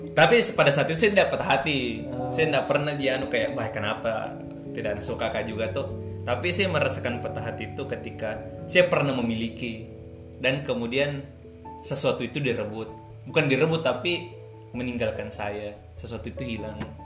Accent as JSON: {"language": "Indonesian", "town": "Watansoppeng", "region": "South Sulawesi", "country": "Indonesia", "moved": "yes", "said": "Saya dari Watan Sopeng, yang 4 jam dari Makassar lah. Ada kabupaten"}